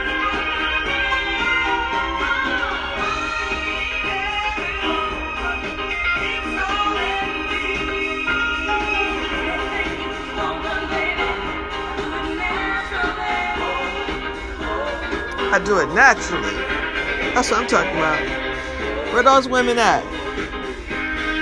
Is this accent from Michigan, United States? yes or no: yes; Detroit, Michigan, United States; I remember them playing it on radios in Detroit. You know, I'm from Detroit